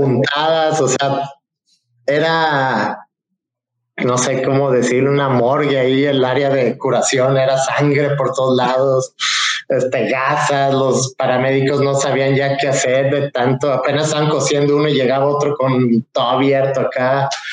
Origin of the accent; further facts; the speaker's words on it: Puerto Vallarta, Jalisco, Mexico; also born or lived in Cabo San Lucas; yo soy, como saben, soy de Puerto Vallarta